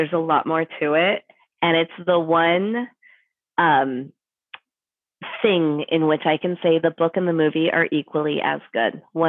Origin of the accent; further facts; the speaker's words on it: Portland, Oregon, United States; also born or lived in Virginia; I'm from here. Oh, okay. I'm from Portland. But I lived in Virginia for 7 years. I was in Virginia. Six years I was in Virginia